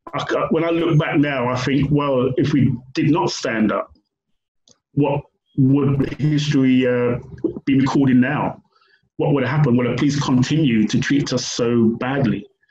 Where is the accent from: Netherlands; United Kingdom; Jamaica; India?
United Kingdom; also born or lived in Brixton, London; I was born in Britain